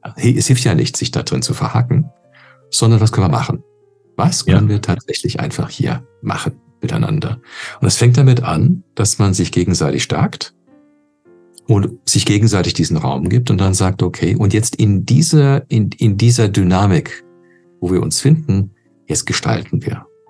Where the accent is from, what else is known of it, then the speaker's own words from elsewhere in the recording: Canada; now in Germany; als äh, Kanadier ursprünglich